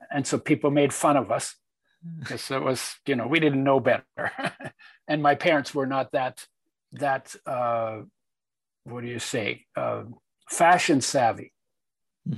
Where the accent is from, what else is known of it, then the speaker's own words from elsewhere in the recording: Poland; i was born in Poland in 1942 during the Second World War when it was part of Germany